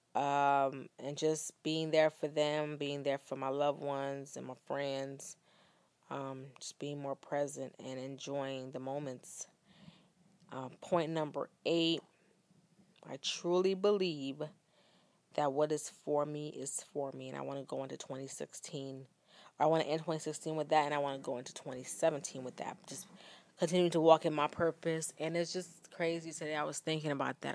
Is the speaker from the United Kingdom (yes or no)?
no; Bahamas; now in United States; we were growing up in Bahamas